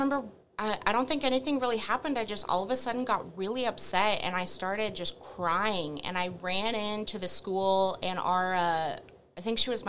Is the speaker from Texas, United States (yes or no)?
yes; Wylie, Texas, United States; I was born and raised in Wiley, Texas.